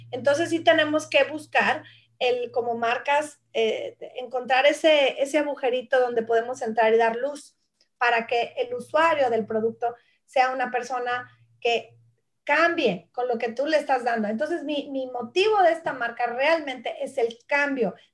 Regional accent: Mexico; moved away as an adult; now in Australia; ya es un viaje de 18 años más, tiempo que llevo yo, eh, ya que emigramos a este país de México, mi esposo y yo, mi familia

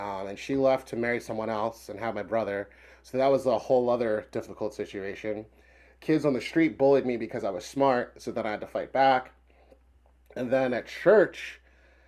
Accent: Philadelphia, Pennsylvania, United States; I grew up in the Wadsworth Mount Airy part of Philly

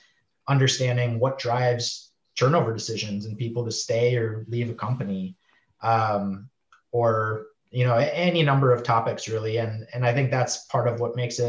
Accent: Milwaukee, Wisconsin, United States; moved away as an adult; also born or lived in Chicago, United States / Minneapolis, United States; now in San Diego, United States; I'm from the Midwest. So grew up around like Wisconsin area, Milwaukee, went to school in Wisconsin

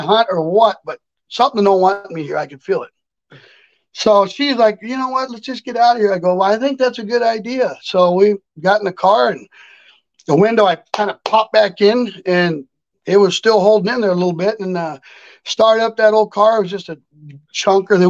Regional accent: near Loma Prieta / Gilroy area, California, United States; we were up by Loma Prieta with an earthquake hit in my hometown

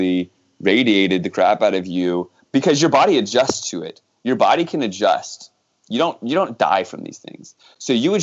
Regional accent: Virginia, United States; moved away; I grew up in Virginia.

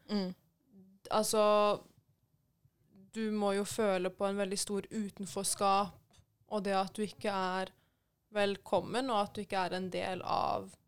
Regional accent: Iran; Altså, for det første, jeg er iraner, jeg er ikke fra Pakistan.

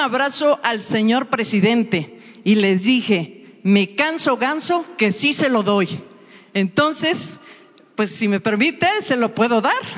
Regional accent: Perote, Veracruz, Mexico; moved away as an adult; now in Minneapolis, United States; yo soy de Perote, Veracruz, pero ya tengo 12 años viviendo en Minneapolis, Minnesota

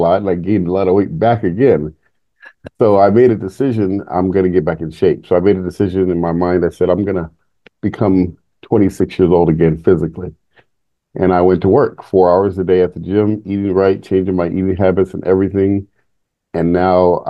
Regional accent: San Jose, California, United States; I grew up in San Jose, Bay Area, before it was Silicon Valley today

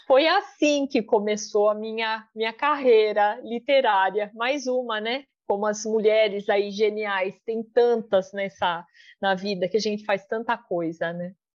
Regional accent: Brazil; sou brasileira

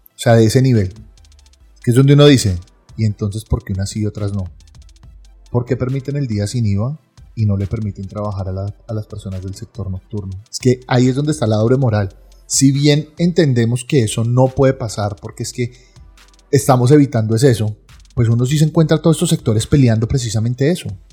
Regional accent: Colombia; somos los colombianos

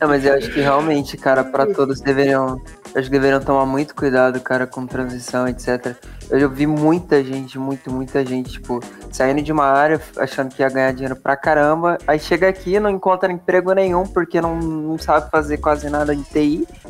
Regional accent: Marília, São Paulo, Brazil; Eu sou de Marília, interior de São Paulo

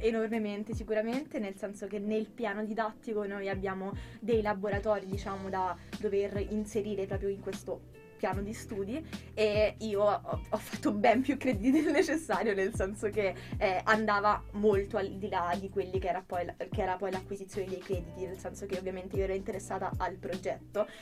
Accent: Rome, Lazio, Italy; moved away as an adult; now in Milan, Italy; Io vengo da Roma

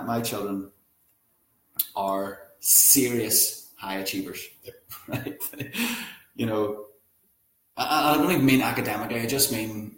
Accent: Northern Irish, Northern Ireland, United Kingdom; we're Northern Irish, normal families

